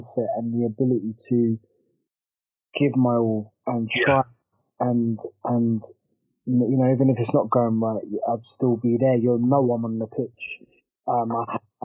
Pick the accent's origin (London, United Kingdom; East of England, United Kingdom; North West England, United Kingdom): London, United Kingdom; Croydon; I was born in Croydon, Mayday Hospital